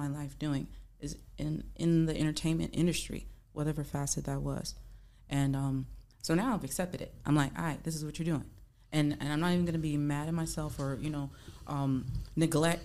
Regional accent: across from New Orleans, Louisiana, United States; also born or lived in California; I was born in California, but I was raised in Louisiana. Mm-hmm. So New Orleans, like right across from there.

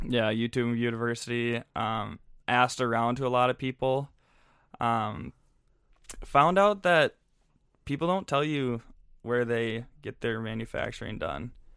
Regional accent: St. Louis Park, Minnesota, United States; I'm from Saint Louis Park, so just down, down the road. Um, went to Saint Louis Park High School

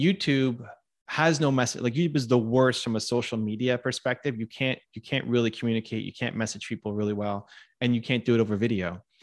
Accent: Canada; I'm Canadian

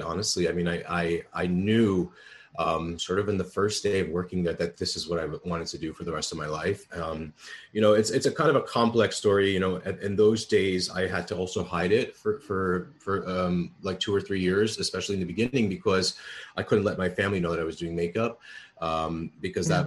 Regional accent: New York City, New York, United States; I grew up in the Bronx and I'm a child of immigrant parents.

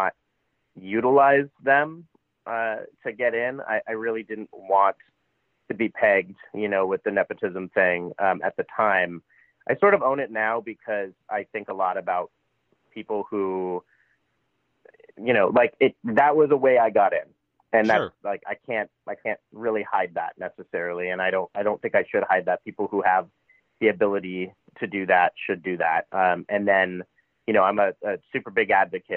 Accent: Los Angeles, California, United States; I was always from LA, and people would go, where are you from? And I'm from

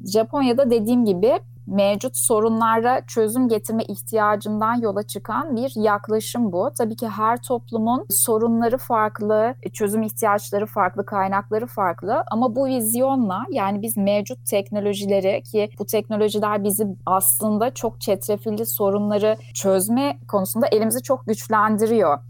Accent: Ankara, Turkey; moved away as an adult; also born or lived in London; now in Istanbul, Turkey; Ben 1978 Ankara doğumluyum

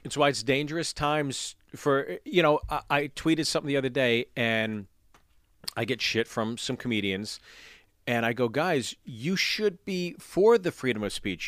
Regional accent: Pittsburgh, Pennsylvania, United States; growing up in Pittsburgh

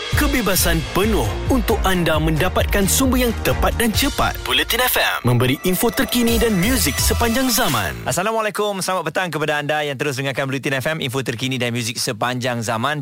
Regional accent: Malaysia; kita sebagai rakyat Malaysia

